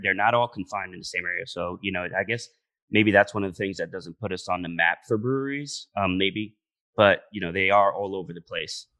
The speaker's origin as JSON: {"language": "English", "town": "Santiago de los Caballeros", "region": "Santiago", "country": "Dominican Republic", "moved": "yes", "said": "I'm from Santiago in Dominican Republic, which is the city, and it's funny because that's where I spent, uh, most of my time"}